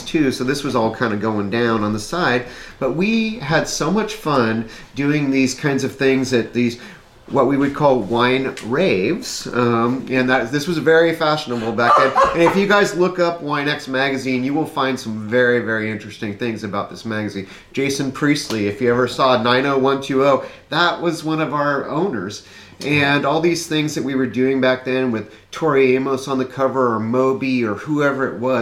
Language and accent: English; Larkfield-Wikiup, California, United States; I grew up kind of in Russian River Valley, the kind of higher part of Russian River Valley, Wickiup, Larkfield, that kind of area